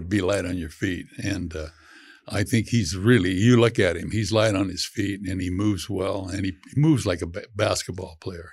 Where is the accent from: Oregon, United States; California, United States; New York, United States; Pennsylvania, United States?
California, United States; San Joaquin Valley; I'm from the San Joaquin Valley of California